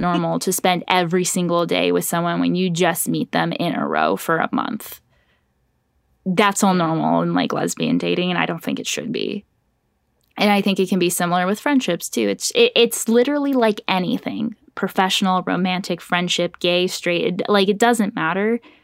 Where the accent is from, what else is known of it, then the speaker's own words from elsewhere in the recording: Orange County, California, United States; moved away as an adult; now in Los Angeles, United States; growing up in Orange County was, like, a sea of Republicans